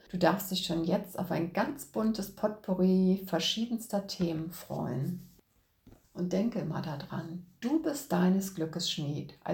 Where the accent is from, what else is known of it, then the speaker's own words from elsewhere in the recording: Cologne, North Rhine-Westphalia, Germany; Da ich aber gebürtige Kölnerin bin und typische Rheinländerin bin ich, habe den